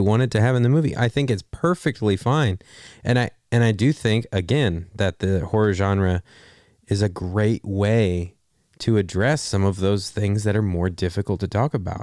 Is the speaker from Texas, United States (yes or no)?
yes; Texas, United States; I'm from Texas